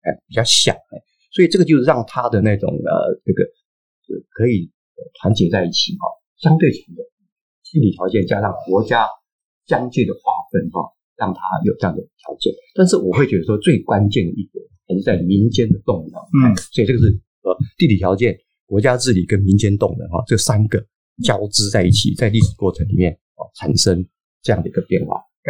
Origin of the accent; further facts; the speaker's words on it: eastern Taiwan, Taiwan; 啊，我自己是对东部一直都有兴趣，因为生长在东台湾，哎，我对我的故乡有呃情感，所以会特别想要研究。花东两县，这是我这个主要的研究兴趣